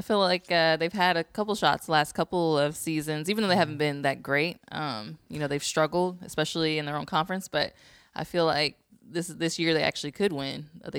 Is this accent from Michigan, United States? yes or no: yes; Michigan, United States; growing up in Michigan